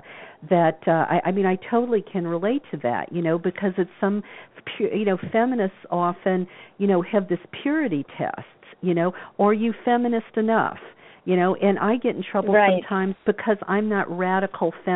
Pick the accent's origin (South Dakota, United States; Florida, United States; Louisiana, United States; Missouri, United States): Louisiana, United States; New Orleans; I grew up in the Bible Belt of New Orleans